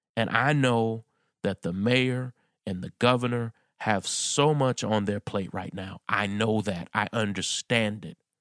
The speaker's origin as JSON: {"language": "English", "town": "New York City", "region": "New York", "country": "United States", "tie": "born or raised there", "said": "my hometown of New York City"}